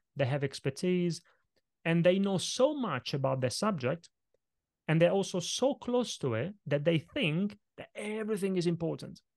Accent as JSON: {"language": "English", "country": "Italy", "tie": "born or raised there", "second_language": "English", "moved": "yes", "said": "kid growing up in Italy, I grew up in a family of very small business owners"}